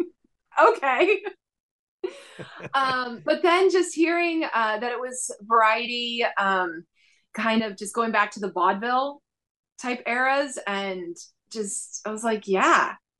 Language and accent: English; Buffalo, New York, United States; Buffalo, New York.